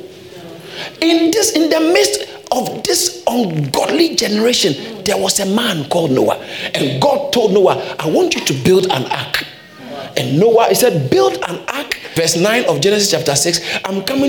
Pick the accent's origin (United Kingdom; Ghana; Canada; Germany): Ghana; I grew up in Ghana